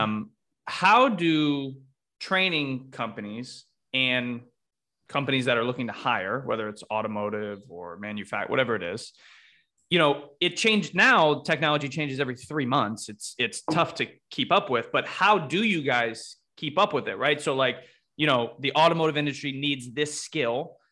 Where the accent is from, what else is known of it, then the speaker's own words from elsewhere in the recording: Connecticut, United States; moved away as an adult; also born or lived in Ohio; I grew up in Connecticut.